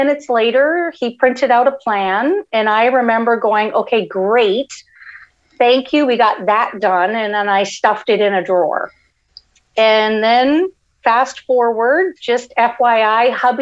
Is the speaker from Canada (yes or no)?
yes; Canada; moved away as an adult; also born or lived in Florida; now in United States; I'm originally from Canada and then immigrated to the States back in 1989, and we came to Florida.